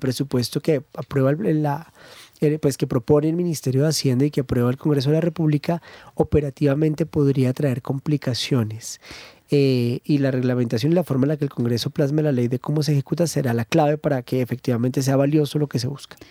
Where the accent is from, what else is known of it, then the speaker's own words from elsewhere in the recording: Colombia; Los colombianos